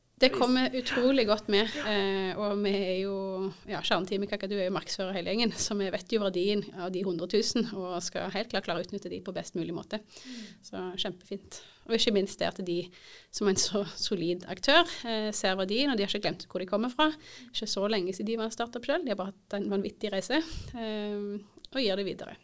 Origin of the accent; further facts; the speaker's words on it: Indre Erfjord, Rogaland, Norway; moved away as an adult; Jeg er født og oppvokst i Indre Erfjord